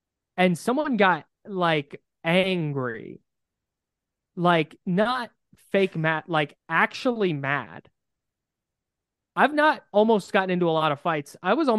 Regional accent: Brentwood, California, United States; I'm from Brentwood though, so I'm not the person to gatekeep.

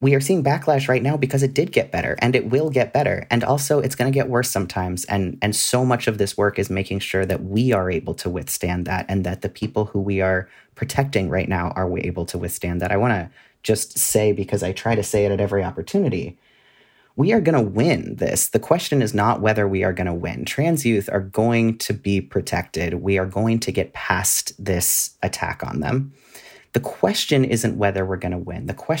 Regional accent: California, United States; And even where I grew up in California, it was not something that you wanted to be.

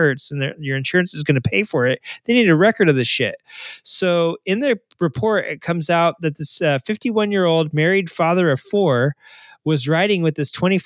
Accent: Arkansas, United States; I'm from Arkansas

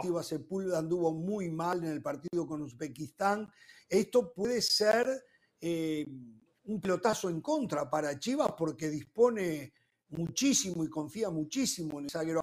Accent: Uruguay; como uruguayo

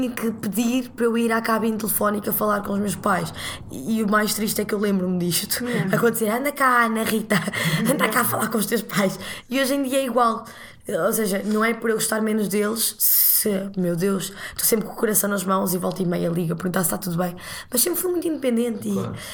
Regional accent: Portugal; moved away as an adult; now in Lisbon, Portugal; cresci em Oliveira das Mães, que é uma pequena cidade.

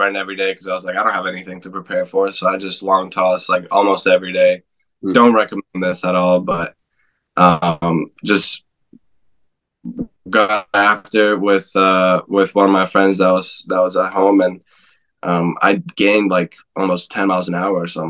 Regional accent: Alberta, Canada; moved away; also born or lived in Vancouver, Canada; I grew up also in Alberta, so it's not too far from here

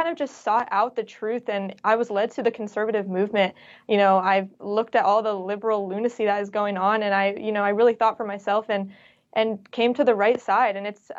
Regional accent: Bay Area, Northern California, United States; also born or lived in San Diego; I'm actually from the Bay Area, so Northern California.

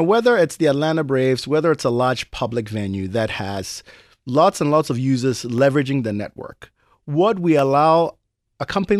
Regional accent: Ghana; moved away as an adult; now in United States; So I grew up in Ghana, as you mentioned. I went to high school in Ghana, but moved to the United States for college.

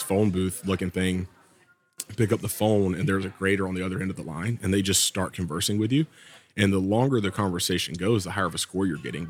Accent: the South, United States; accent: Southern; But I was a little heartbroken when I went to France, and apparently my Southern accent is too much even in French.

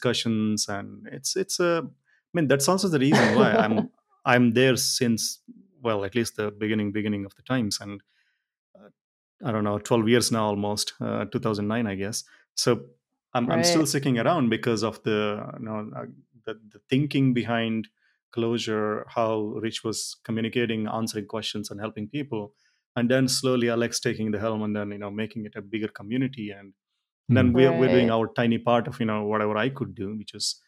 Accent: India; Being Indian

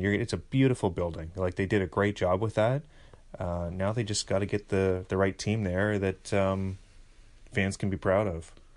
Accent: Kamloops, British Columbia, Canada; now in Toronto, Canada; I'm going to the homeland. I'm going to see the dirt hills of Kamloops.

